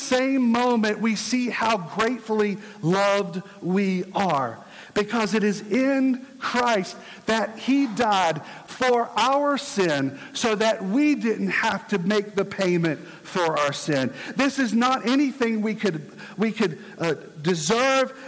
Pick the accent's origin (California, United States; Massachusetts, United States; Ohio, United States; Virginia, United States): Virginia, United States; my home state, Virginia